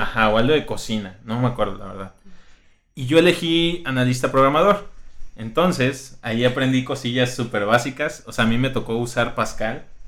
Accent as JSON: {"language": "Spanish", "region": "Colima", "country": "Mexico", "said": "todos somos de Colima"}